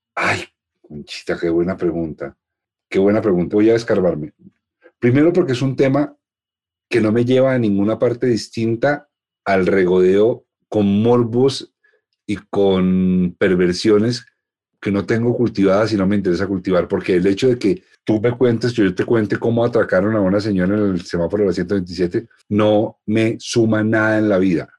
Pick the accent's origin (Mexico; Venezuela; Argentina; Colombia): Colombia; Así somos los colombianos